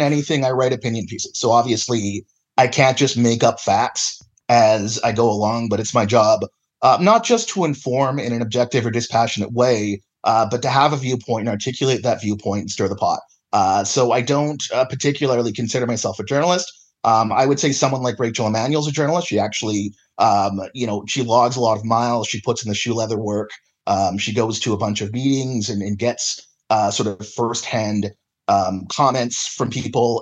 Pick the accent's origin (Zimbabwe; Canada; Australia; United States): Canada; Kamloops, British Columbia; now in Calgary, Canada; I grew up and, and was born and raised in Kamloops